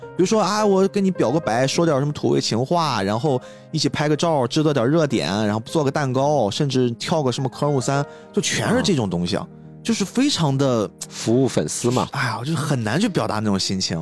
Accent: China; 我们中国人

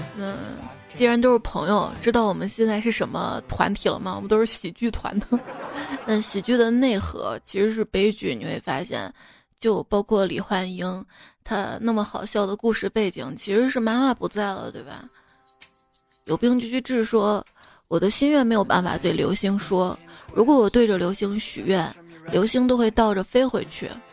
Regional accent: Xi'an, Shaanxi, China; 我是西安人

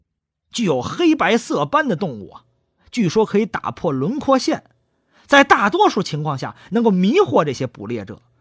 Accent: China; 熊猫对于我们中国人来说啊，一点也不陌生。

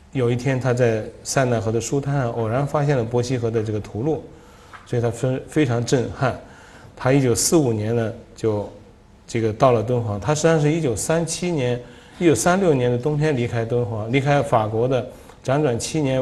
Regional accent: Dunhuang, Gansu, China; moved away; also born or lived in Japan; 然后这是我父亲的一个，就是他，他生活了几十年的一个家，这是一个皇亲寺的一个，呃，喇嘛住的房子。所以说我在那里出生，就是，呃，在寺院里出生的

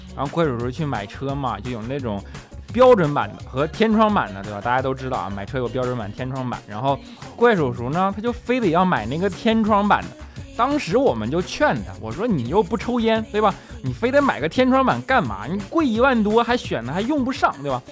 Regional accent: Northeast China, China; moved away; 虽然身为一个东北人啊，但是现在呢，基本上也只有每年春节的时候才能回家一趟

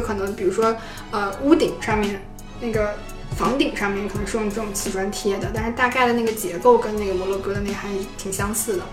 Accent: China; 走过来说你是从中国来的吗？我们说是

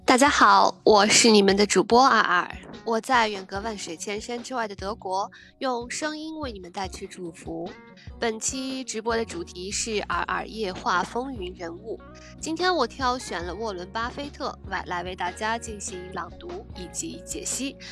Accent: China; moved away as an adult; also born or lived in Berlin, Germany; now in Germany; 像我在国内的时候，我们的家乡也是非常的干燥，几乎我记得小时候还常常有雪，很厚的雪景

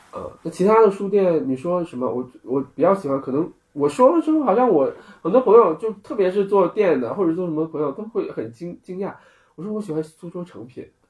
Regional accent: Guangxi, China; moved away as an adult; now in Beijing, China; 我从小在广西长大，我们家背后就是稻田

